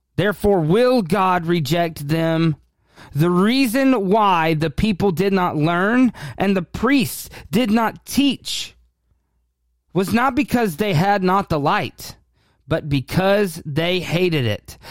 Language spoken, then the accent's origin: English; United States; we as the American church overall